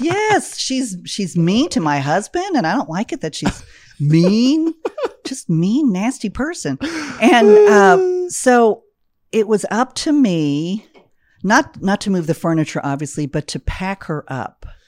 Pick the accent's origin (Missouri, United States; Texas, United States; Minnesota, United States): Texas, United States; Austin; moved away; I'm originally from Austin, Texas, one of the hippest, coolest cities in the country